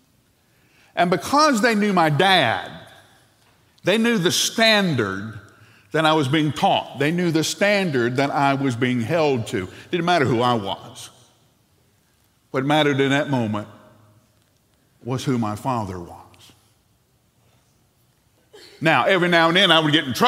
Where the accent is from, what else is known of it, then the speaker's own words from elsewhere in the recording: Huntsville, Alabama, United States; when my brother and I were growing up in Huntsville, Alabama